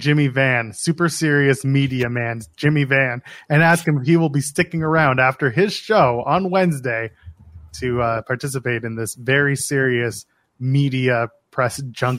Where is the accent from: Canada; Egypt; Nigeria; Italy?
Canada